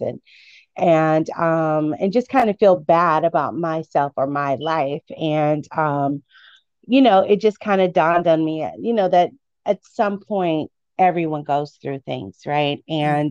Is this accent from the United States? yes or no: yes; Midwest, United States; I grew up in the Midwest